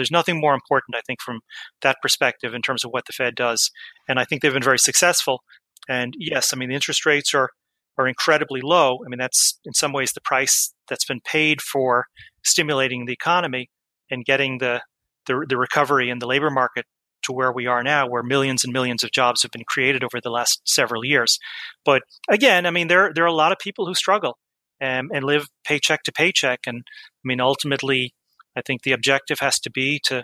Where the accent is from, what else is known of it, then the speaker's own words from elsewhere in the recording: Offaly, Leinster, Ireland; now in New York, United States; grew up in Ireland